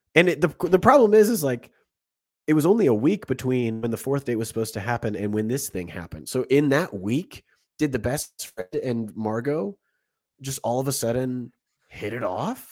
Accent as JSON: {"language": "English", "country": "United States", "said": "as an American"}